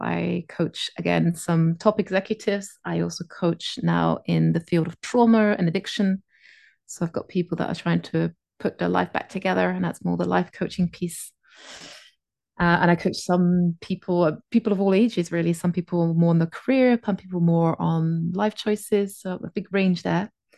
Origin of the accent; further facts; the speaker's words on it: France; first language English; now in Phuket, Thailand; I live in Phuket in Thailand, on this little tropical island. I'm originally from France. I have a Scottish mother, which is because I often get asked, like, how come you don't have the French accent?